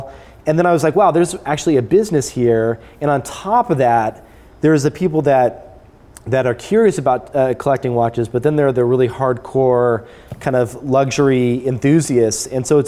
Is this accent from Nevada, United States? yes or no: yes; Las Vegas, Nevada, United States; moved away as an adult; also born or lived in California / San Francisco; I was living in Las Vegas at the time. Okay. My family moved out there when I was young.